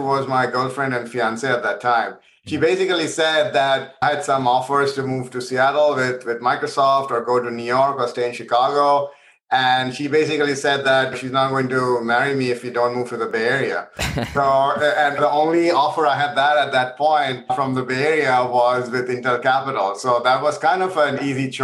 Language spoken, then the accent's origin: English; India; moved away as an adult; also born or lived in Providence, United States; now in San Francisco, United States; I actually grew up in India and I came to the US to do my undergrad at Brown